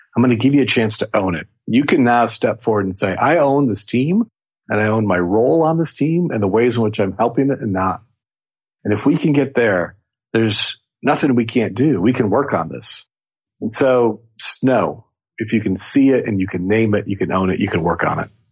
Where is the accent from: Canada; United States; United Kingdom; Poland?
United States; Seattle, Washington; I'm from Seattle